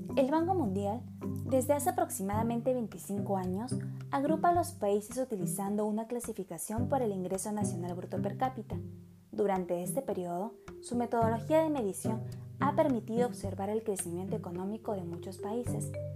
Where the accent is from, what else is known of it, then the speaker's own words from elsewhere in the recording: Peru; siendo peruanos